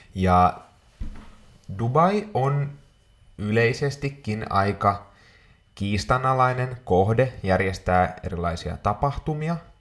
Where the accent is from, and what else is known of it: Finland